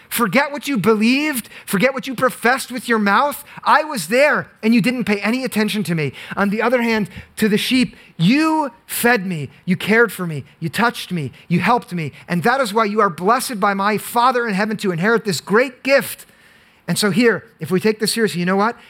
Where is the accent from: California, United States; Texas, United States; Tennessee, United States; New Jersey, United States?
New Jersey, United States; Monmouth County; now in Summit, United States; I grew up in Monmouth County, which is so affluent